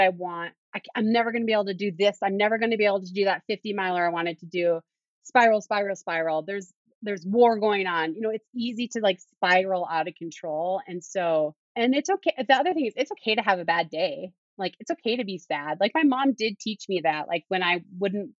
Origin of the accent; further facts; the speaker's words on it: Duluth, Minnesota, United States; moved away; my tune-up race was in my hometown of Duluth, Minnesota